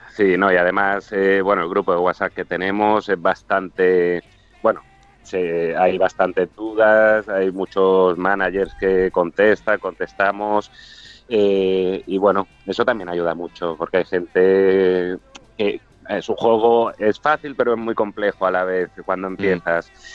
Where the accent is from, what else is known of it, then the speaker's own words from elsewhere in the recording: Arenys de Mar, Catalonia, Spain; Arenys de Mar, provincia de Barcelona, a 40 kilómetros de Barcelona estamos